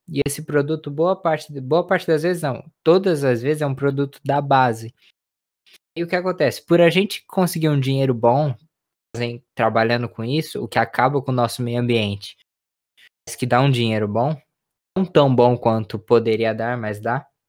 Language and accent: Portuguese; Brazil; como brasileiro